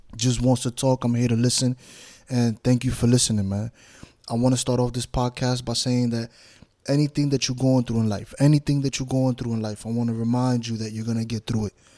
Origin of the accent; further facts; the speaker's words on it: New York City, New York, United States; now in Florida, United States; I grew up in New York City, Bronx, New York, Washington Heights, New York, half and half in both places.